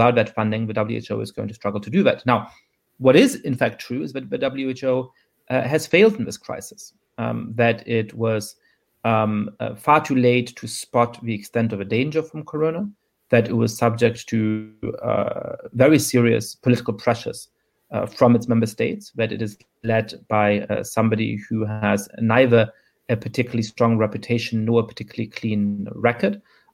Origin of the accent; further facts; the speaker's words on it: Germany; an aspiration that I believed in when I was growing up in Germany and other countries